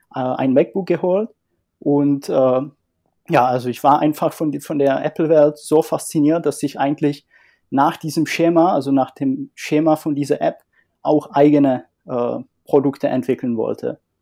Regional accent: northern Czech Republic, Czechia; moved away as an adult; also born or lived in Dresden, Germany; now in Germany; komme ursprünglich aus Tschechien und äh, lebe seit einigen Jahren in Deutschland

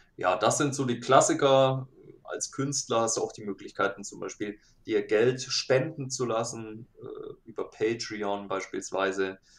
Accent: Nuremberg area, Bavaria, Germany; ich bin aus dem Nürnberger Raum.

